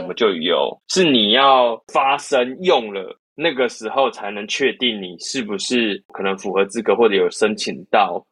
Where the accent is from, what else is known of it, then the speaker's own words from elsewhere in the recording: Keelung, Taiwan; moved away; 我老家基隆嘛，我就有回基隆的时候